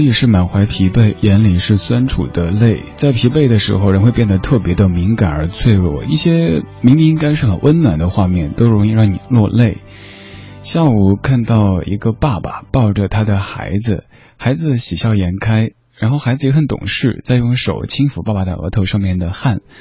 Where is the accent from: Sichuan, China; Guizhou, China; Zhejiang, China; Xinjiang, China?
Sichuan, China; Chengdu; now in Beijing, China; 在成都，在四川，我的家乡，出太阳不晒太阳就好像是一种罪过似的